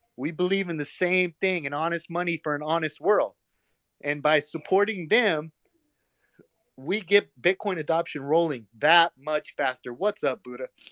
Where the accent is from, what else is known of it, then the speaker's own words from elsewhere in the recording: United States; as an American